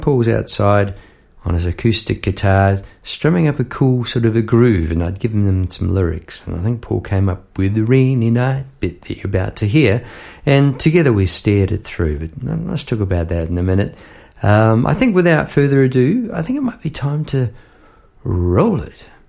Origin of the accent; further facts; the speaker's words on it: New Zealand; as a New Zealander